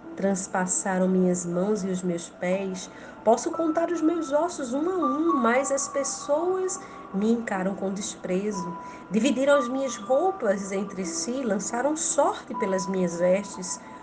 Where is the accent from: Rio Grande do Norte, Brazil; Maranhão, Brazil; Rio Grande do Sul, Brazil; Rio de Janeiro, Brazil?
Rio Grande do Norte, Brazil; sou do Rio Grande do Norte